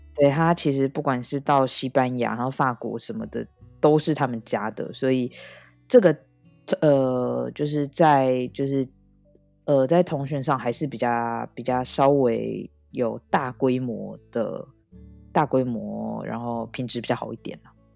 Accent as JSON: {"language": "Chinese", "country": "Taiwan", "moved": "yes", "lives_now": "France", "said": "因为毕竟我是一个台湾人"}